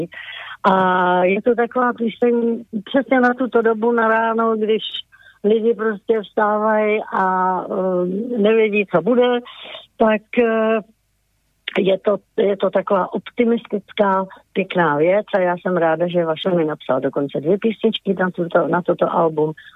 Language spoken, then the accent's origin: Czech; Bohemia, Czechia; tady u nás v Čechách